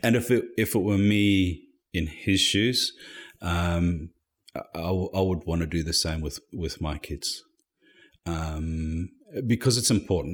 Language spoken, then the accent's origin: English; Harare, Zimbabwe; moved away as an adult; also born or lived in Bulawayo, Zimbabwe; now in Perth, Australia; I was born in Harare, which was previously known as Salisbury during the Rhodesian days, in nineteen seventy. I spent the first twelve years of my life in Harare and then moved to a town called Bulawayo